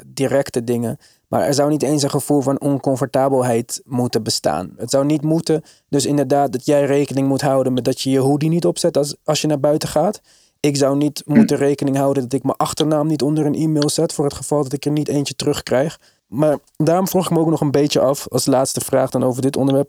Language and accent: Dutch; Netherlands; En ik ben opgegroeid in Nederland, ik ben geboren in Nederland.